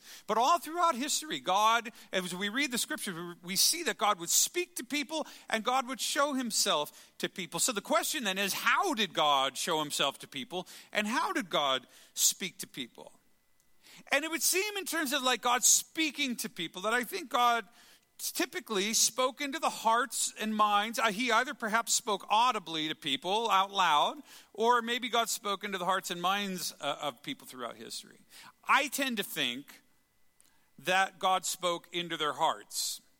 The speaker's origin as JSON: {"language": "English", "country": "Canada", "said": "In Canada, this happens every time. We just celebrated Canada Day. Crickets, right? Like, we're still Canadian."}